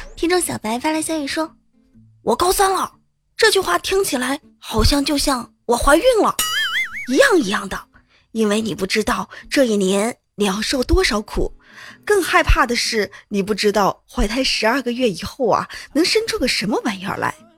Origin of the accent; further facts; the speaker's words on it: Hubei, China; 作为一个湖北人啊，发现在湖北高考真的挺不容易的